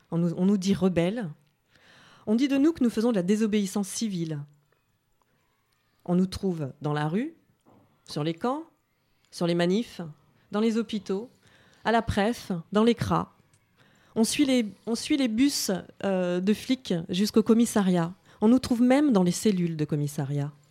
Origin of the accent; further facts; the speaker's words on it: Afghanistan; French is a second language; now in France; je viens d'Afghanistan